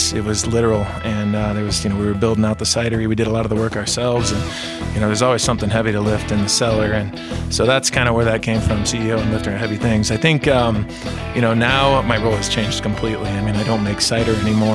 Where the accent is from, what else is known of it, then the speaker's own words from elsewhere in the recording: Michigan, United States; I grew up in Michigan too